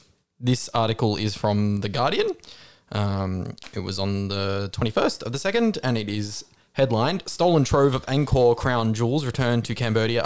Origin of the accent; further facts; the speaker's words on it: Australia; Well, I'm Australian.